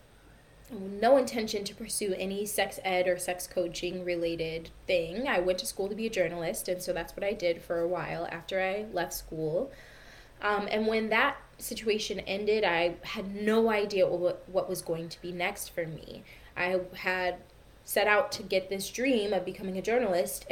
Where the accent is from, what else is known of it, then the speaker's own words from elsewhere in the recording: Michigan, United States; I grew up in a really conservative family. I'm from the Midwest. I'm from Michigan in the United States